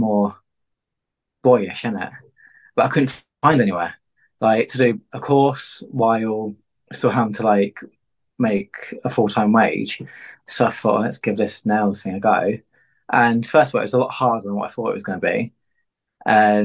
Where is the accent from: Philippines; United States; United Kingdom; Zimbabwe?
United Kingdom; Peterborough, East of England; I'm from Peterborough